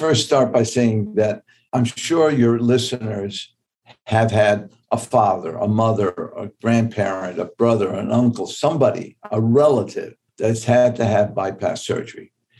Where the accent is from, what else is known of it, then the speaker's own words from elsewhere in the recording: New York, United States; I grew up in Tips Bay Boys Club in New York.